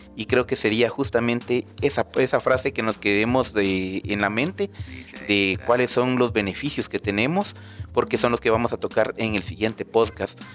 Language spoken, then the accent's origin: Spanish; Guatemala; lo cual nos beneficia a todos como guatemaltecos